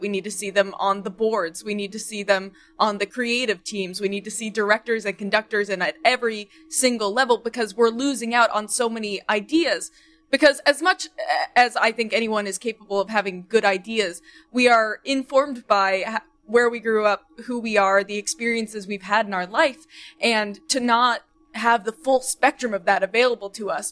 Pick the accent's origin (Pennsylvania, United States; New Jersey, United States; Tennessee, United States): Tennessee, United States; Nashville; I grew up in Nashville